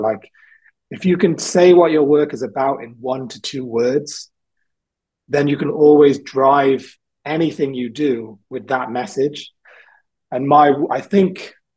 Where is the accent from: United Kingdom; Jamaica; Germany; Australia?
United Kingdom; South Wales; also born or lived in England; now in London, United Kingdom; I grew up in South Wales, I was born in England